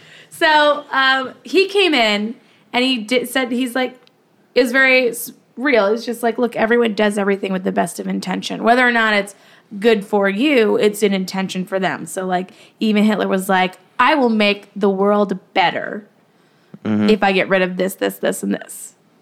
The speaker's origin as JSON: {"language": "English", "country": "Ireland", "said": "We used to have flowers like this back in Ireland."}